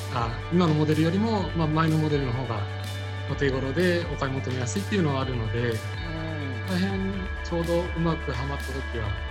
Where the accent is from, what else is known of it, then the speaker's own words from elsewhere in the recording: Tokyo, Japan; 生まれも育ちも東京で